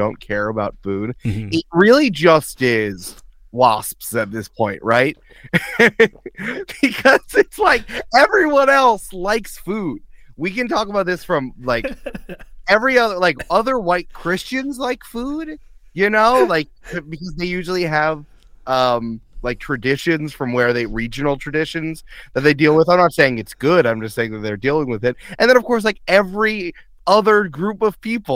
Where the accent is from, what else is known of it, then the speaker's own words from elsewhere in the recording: New York, United States; I grew up in New York